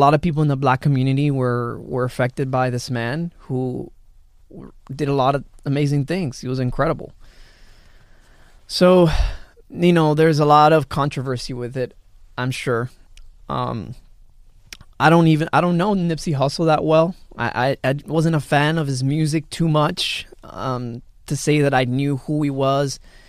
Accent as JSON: {"language": "English", "town": "Miami", "region": "Florida", "country": "United States", "said": "he was so excited to learn that I was from Miami."}